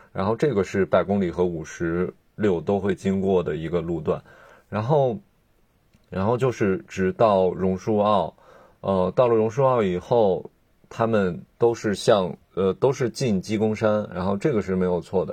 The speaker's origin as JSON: {"language": "Chinese", "region": "northern China", "country": "China", "moved": "yes", "lives_now": "Hong Kong", "said": "我是一个北方人"}